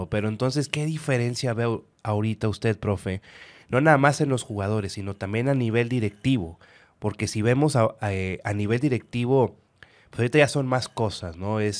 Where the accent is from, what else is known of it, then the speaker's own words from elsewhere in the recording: Nuevo León, Mexico; eran de los millonarios como ahorita somos los regios, los millonarios.